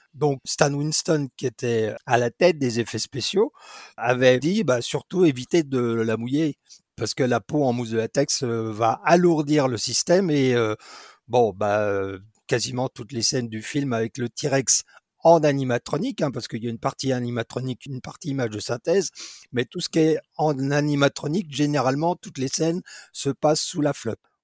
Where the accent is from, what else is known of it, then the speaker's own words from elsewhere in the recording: Dijon, Bourgogne-Franche-Comté, France; also born or lived in England; je suis originaire de Dijon